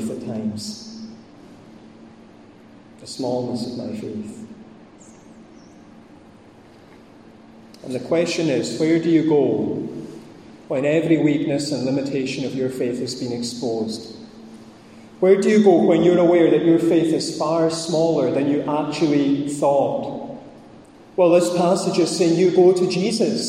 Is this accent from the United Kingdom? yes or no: yes; Scottish Highlands, Scotland, United Kingdom; I'm Scottish, I'm a Highlander, and I'm Presbyterian